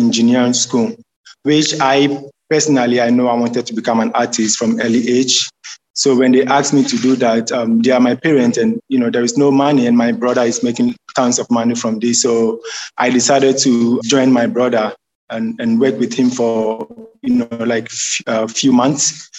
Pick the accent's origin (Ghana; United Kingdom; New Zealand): Ghana; Accra, Greater Accra; I'm from Accra, Ghana. I grew up in Ghana, and growing up in Ghana is a little bit challenging.